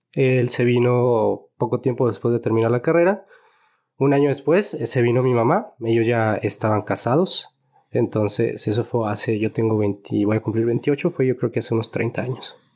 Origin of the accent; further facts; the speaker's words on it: Guadalajara, Jalisco, Mexico; Yo nací aquí, mi hermano nació aquí también. Ok. Somos totalmente tapatíos.